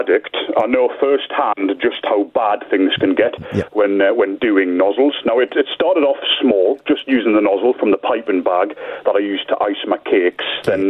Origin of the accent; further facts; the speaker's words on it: Newcastle upon Tyne, North East England, United Kingdom; I am from Newcastle, and today I will be identifying myself as a Geordie Magpie.